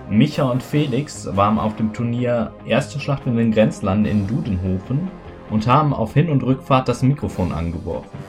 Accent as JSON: {"language": "German", "region": "East Germany", "country": "Germany", "said": "Ostdeutsche, wir haben keinen Urlaub gerade, also wir haben keine, keinen Feiertag"}